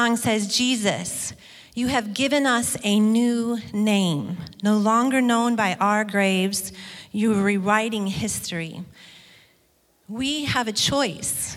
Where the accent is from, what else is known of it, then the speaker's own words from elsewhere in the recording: Detroit, Michigan, United States; moved away; Brian and I grew up in Michigan in an area of Detroit